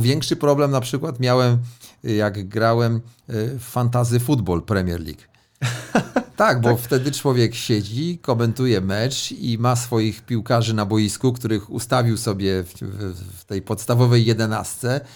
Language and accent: Polish; Elbląg, Warmian-Masurian Voivodeship, Poland; moved away; Ja jestem z Elbląga